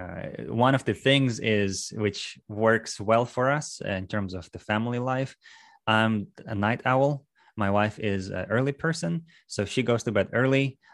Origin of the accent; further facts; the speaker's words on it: Russia; moved away as an adult; also born or lived in New England / Maryland / Texas; now in Houston, United States; I am from Russia. I moved to U S about, uh, ten, eleven years ago now.